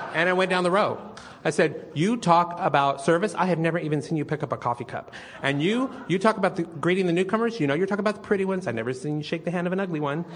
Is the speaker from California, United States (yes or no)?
yes; Northern California, United States; moved away as an adult; also born or lived in San Jose / Sacramento; now in Austin, United States; I'm from lovely fruits and nuts warm and fuzzy Northern California